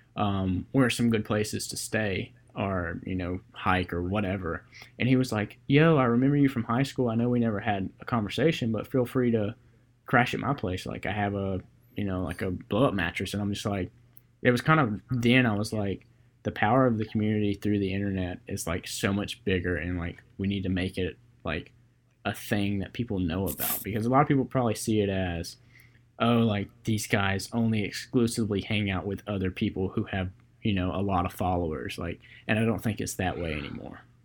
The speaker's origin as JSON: {"language": "English", "town": "Columbus", "region": "Georgia", "country": "United States", "said": "I'm from Columbus, Georgia, and I'm a photographer"}